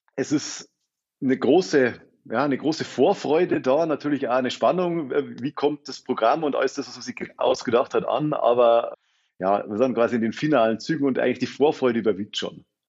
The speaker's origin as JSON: {"language": "German", "town": "Freising", "region": "Bavaria", "country": "Germany", "tie": "born or raised there", "also_born_or_lived": "Munich / Potsdam", "accent": "Bavarian", "moved": "as an adult", "lives_now": "Berlin, Germany", "said": "ich bin gebürtiger Freisinger, also eigentlich mehr oder weniger Großraum München"}